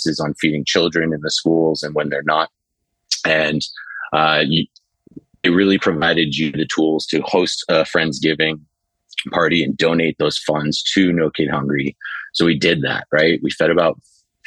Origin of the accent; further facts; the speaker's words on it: New Hampshire, United States; now in New York City, United States; I grew up in New Hampshire. I live here in New York City.